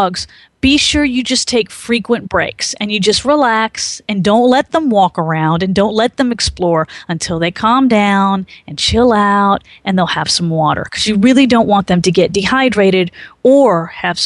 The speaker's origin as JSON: {"language": "English", "region": "Maryland", "country": "United States", "tie": "born or raised there", "moved": "yes", "said": "I grew up in Maryland"}